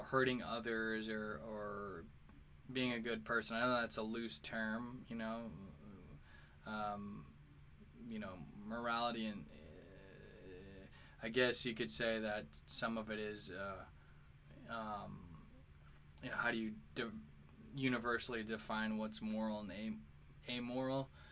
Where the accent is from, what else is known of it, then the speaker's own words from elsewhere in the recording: St. Louis, Missouri, United States; now in New York, United States; I'm from St. Louis and I live in New York